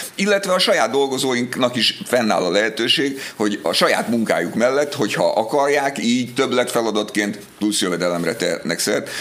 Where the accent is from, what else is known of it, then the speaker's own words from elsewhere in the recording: Budapest, Hungary; az én gyerekkoromban, ugye én Budapesten laktam